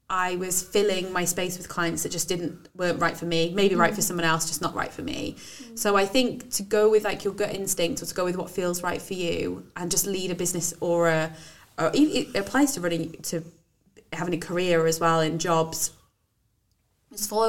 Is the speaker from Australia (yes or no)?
no; Wales, United Kingdom; accent: Welsh/Brummie; my family say, You sound really Welsh. Oh, and like, so my accent changes a lot.